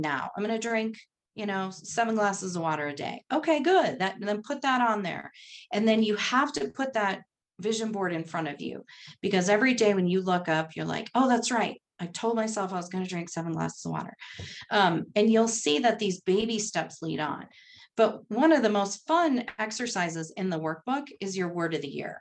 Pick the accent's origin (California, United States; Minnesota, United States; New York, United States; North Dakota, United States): North Dakota, United States; also born or lived in Texas; now in Colorado, United States; I grew up in North Dakota